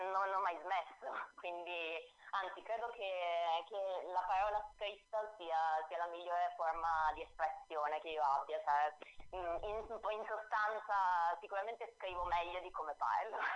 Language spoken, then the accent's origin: Italian; Apulia, Italy; moved away as an adult; now in Milan, Italy; Sì, sono milanese d'adozione